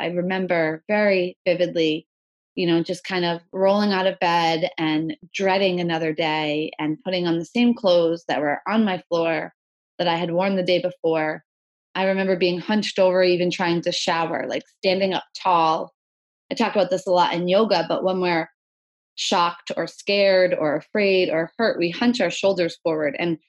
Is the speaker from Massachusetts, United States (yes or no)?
yes; Hopkinton, Massachusetts, United States; It starts in Hopkinton, which is actually my hometown. I grew up eating fried dough and watching the runners go by. It was kind of one of the only things that came to my town, which was so small, it didn't allow any chains in it.